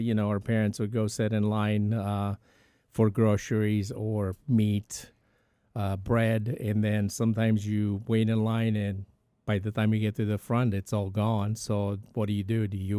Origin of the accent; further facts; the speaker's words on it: Bucharest, Romania; so I grew up in Bucharest, Romania, which is East Europe, communist country.